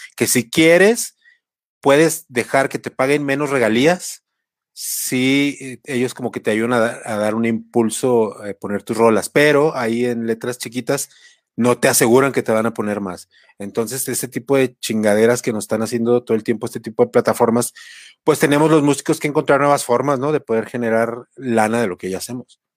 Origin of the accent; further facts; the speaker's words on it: Mexico; now in Mexico City, Mexico; nuestra cultura como mexicanos y como latinoamericanos